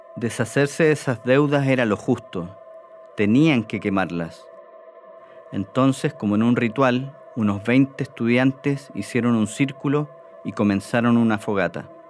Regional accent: Chile; Nosotros los chilenos

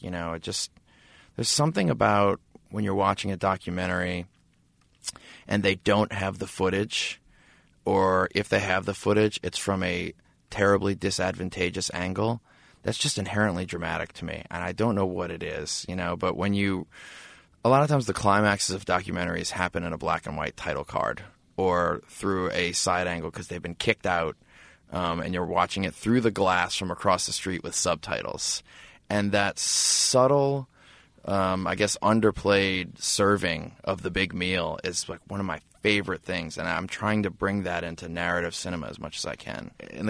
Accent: New Orleans, Louisiana, United States; So there are these two brothers that we grew up with in New Orleans.

